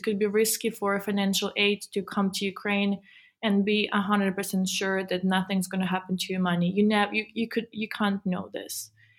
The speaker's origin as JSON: {"language": "English", "country": "Switzerland", "tie": "born or raised there", "said": "because I grew up in Switzerland, and Switzerland is amazing."}